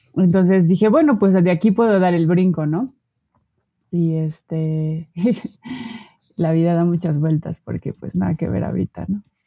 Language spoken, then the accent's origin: Spanish; Puebla, Mexico; moved away as an adult; now in Mexico City, Mexico; yo nací en el EF, ahora actualmente Ciudad de México. Este, y estuve, estuve aquí por ocho años más o menos y después me mudé a Puebla. Este, y en Puebla pasé